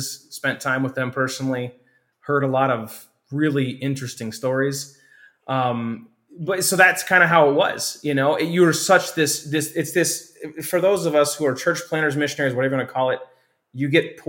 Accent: Hammond, Indiana, United States; I grew up near First Baptist Hammond

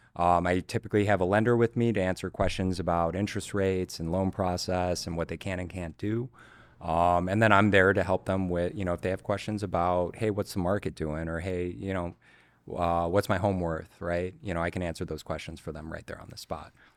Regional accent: Chicago, Illinois, United States; born and raised in Chicago, uh, grew up on the north side, Old Town, Lincoln Park, Lakeview

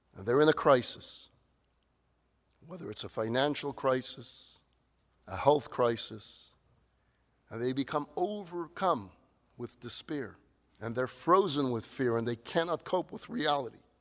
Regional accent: New York, United States; Now, growing up in New York, we had this tradition.

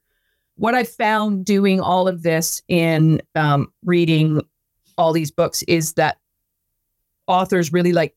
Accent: Vancouver, British Columbia, Canada; now in New Brunswick, Canada; when I was growing up in Vancouver

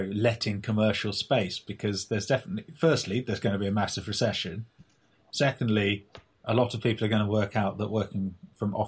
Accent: England, United Kingdom; now in New York, United States; as an Englishman

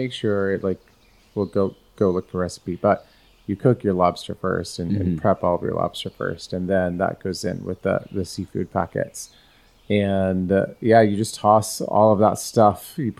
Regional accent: Pacific Northwest, United States; now in Florida, United States; We didn't have haddock growing up in the Pacific Northwest

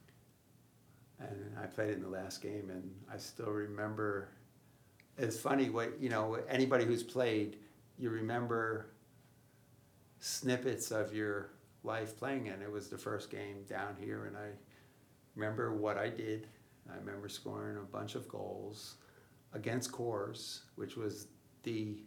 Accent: Huntington Station, New York, United States; moved away as an adult; also born or lived in Potsdam, New York / Wisconsin; now in Houston, United States; I grew up on Long Island in Huntington Station.

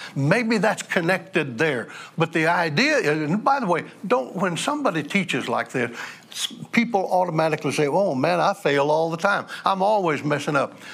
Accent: United States; I'm an American.

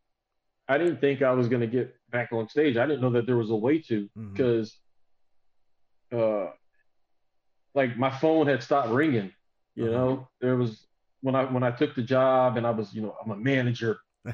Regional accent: Southern United States, United States; now in Austin, United States; So like, I was raised in the South, but I mean, I've been in Texas since 20, almost 30 years now.

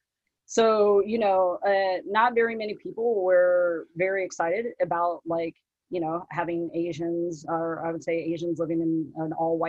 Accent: Richmond, Virginia, United States; moved away as an adult; now in Portland, United States; I'm biracial. I'm half Thai and half white. I'm also a lesbian. I'm originally from Richmond, Virginia. I have lived in Portland, Oregon for about 11 years now.

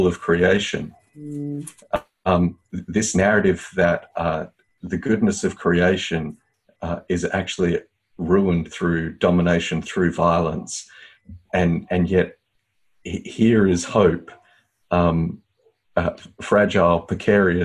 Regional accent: Australia

